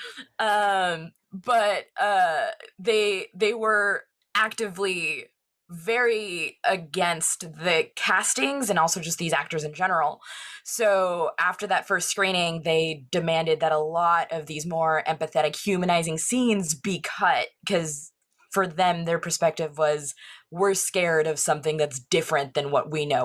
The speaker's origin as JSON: {"language": "English", "area": "Orange County", "region": "California", "country": "United States", "tie": "born or raised there", "said": "growing up in Orange County that has such, like, a pretty veneer on it"}